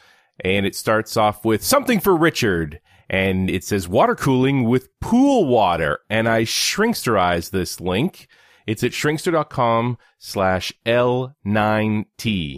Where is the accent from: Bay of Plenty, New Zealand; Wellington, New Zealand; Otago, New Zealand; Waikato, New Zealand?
Bay of Plenty, New Zealand; Tauranga; moved away; My hometown of Tauranga, New Zealand.